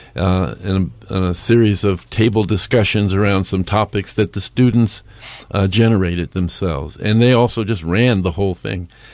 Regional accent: New York City, New York, United States; now in Bend, United States; I am from New York City

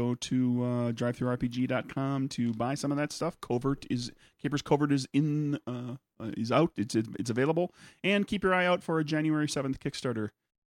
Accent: United States; we can fill in the gaps as Americans. We can fill in the gaps about certain things about our history.

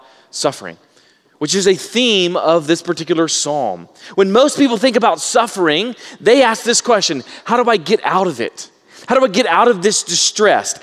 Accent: Baytown, Texas, United States; I grew up in Baytown, Texas, which is on a bay

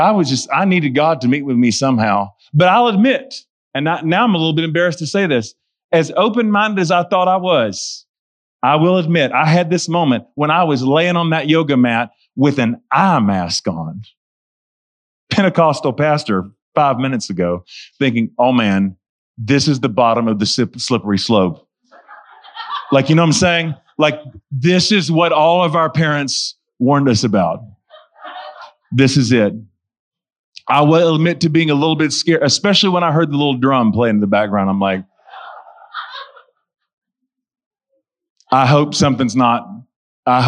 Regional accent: Charlotte, North Carolina, United States; I'm 3.5 hours away from my hometown where I lived.

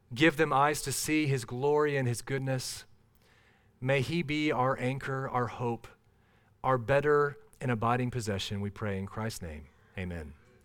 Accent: Minnesota, United States; I grew up in Minnesota.

